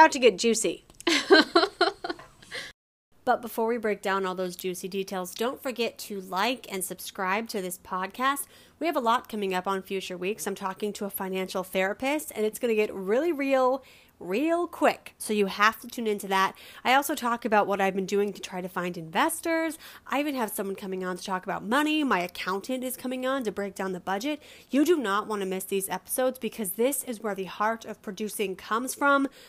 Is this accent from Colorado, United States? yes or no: yes; Colorado, United States; I'm from Colorado, so I gotta support the home team.